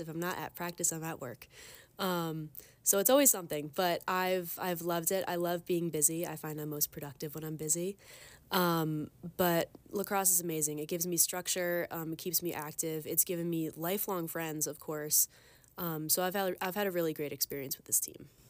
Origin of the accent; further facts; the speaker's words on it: Long Island, New York, United States; moved away as an adult; now in Ithaca, United States; I'm from Long Island